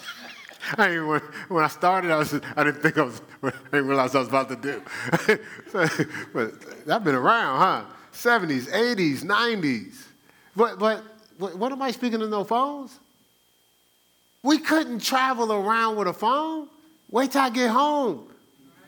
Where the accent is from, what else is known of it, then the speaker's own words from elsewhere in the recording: Newark, New Jersey, United States; I'm from Newark